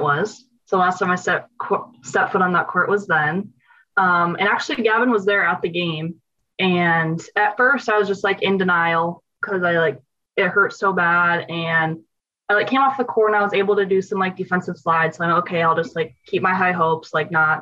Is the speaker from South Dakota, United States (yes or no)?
yes; Black Hills, South Dakota, United States; moved away as an adult; also born or lived in Salt Lake City; Growing up in the Black Hills